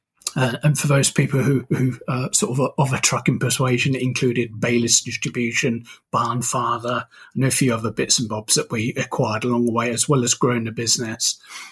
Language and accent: English; United Kingdom; now in Toronto, California, United States; That's right. I'm very British.